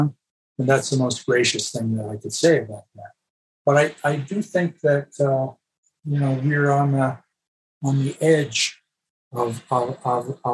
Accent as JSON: {"language": "English", "country": "Canada", "also_born_or_lived": "Los Angeles, United States", "moved": "as an adult", "lives_now": "United States", "said": "I was a Canadian"}